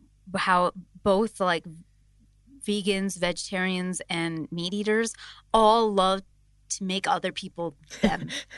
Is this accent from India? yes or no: yes; India; I think I sort of understand Rena's background in being an Indian. Like in our communities, there are some specific communities that are strictly vegetarian